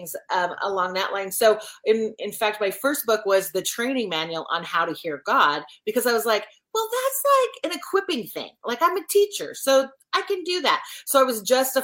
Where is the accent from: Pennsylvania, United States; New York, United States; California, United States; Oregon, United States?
Oregon, United States; moved away as an adult; also born or lived in Washington State; now in South Carolina, United States; I'm a Pacific Northwest girl, born and raised in Oregon